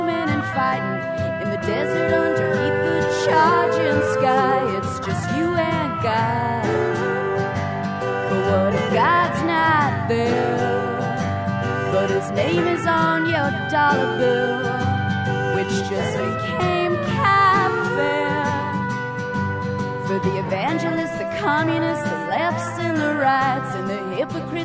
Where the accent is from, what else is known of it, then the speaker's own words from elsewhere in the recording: California, United States; I'm from California